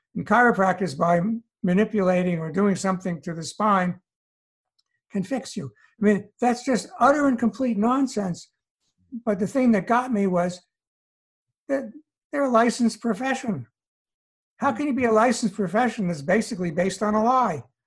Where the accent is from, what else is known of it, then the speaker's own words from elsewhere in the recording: New York City, New York, United States; moved away as an adult; also born or lived in Allentown, Pennsylvania / California; now in North Carolina, United States; I I grew up in New York City.